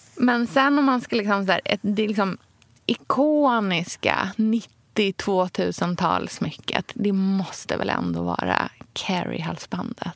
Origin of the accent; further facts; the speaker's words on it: Sweden; also born or lived in Australia; jag hade ju en ganska eh, ja, men splittrad uppväxt där eh, den som jag hade här i Sverige